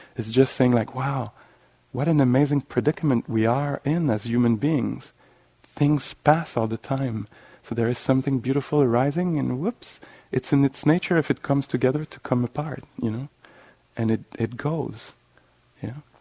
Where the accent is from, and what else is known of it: Canada; accent: French Canadian